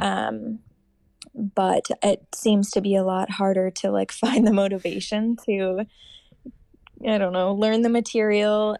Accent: Rochester, Minnesota, United States; born or raised there; moved away as an adult; also born or lived in Seattle, Washington / Madison, Wisconsin; now in Minneapolis, United States

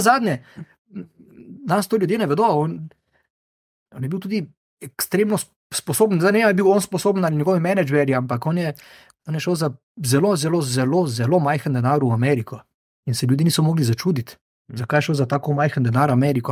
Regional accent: Maribor, Drava, Slovenia; now in Ljubljana, Slovenia; Jaz sem iz Maribora

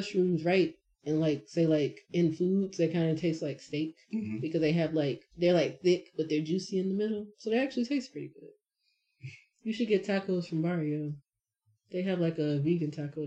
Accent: Jamaica; as a Jamaican

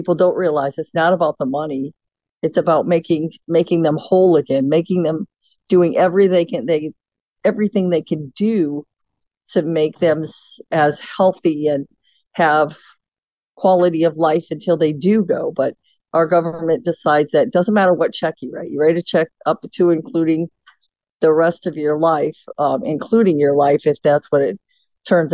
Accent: Hobart, Indiana, United States; moved away as an adult; also born or lived in Gary, Indiana; I was born in Gary, Indiana, lived my entire life in Hobart until I joined the Marine Corps

